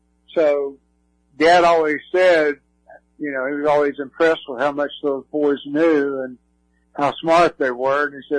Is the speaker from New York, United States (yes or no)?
no; Georgia, United States; I grew up the first part of my young life, I grew up in Georgia, so Georgia was kind of a favorite team